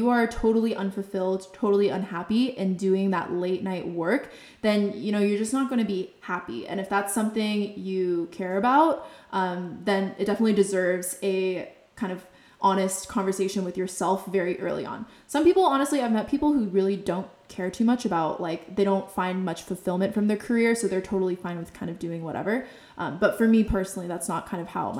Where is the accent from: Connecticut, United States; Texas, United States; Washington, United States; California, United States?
California, United States; Bay Area; I grew up in the Bay Area, so I was surrounded by tech